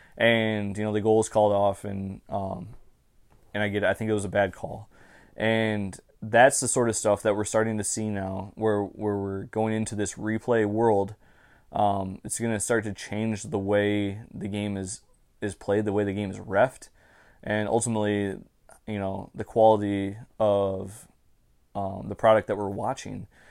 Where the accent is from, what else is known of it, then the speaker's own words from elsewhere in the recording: Michigan, United States; I'm from the state of Michigan.